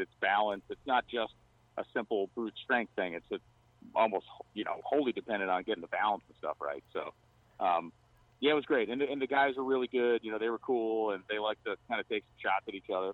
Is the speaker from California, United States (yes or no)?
no; Massachusetts, United States; I grew up in Massachusetts, still live there